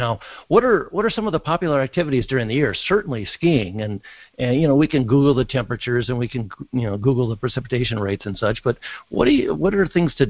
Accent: Los Angeles, California, United States; I'm from Los Angeles.

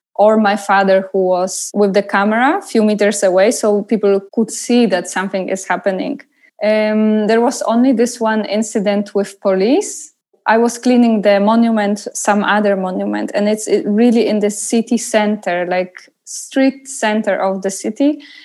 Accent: Poznan, Greater Poland, Poland; moved away; I came to Poznan, to my hometown

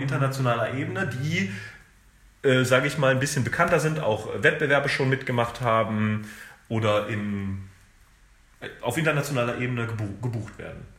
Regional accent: Germany; ich bin in Deutschland groß geworden, äh, ich habe keinen Akzent

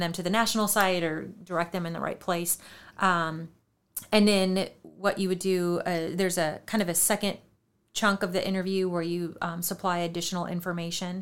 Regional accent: New Hampton, Iowa, United States; moved away; I grew up in New Hampton

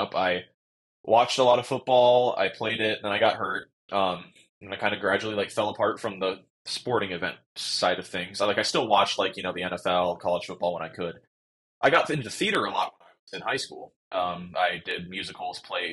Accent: Lincoln, Nebraska, United States; moved away as an adult; I grew up in Lincoln, Nebraska

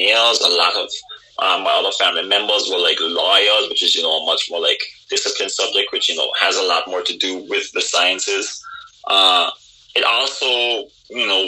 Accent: Anguilla; moved away as an adult; also born or lived in Boston; I was born and raised in Anguilla with the people of Anguilla

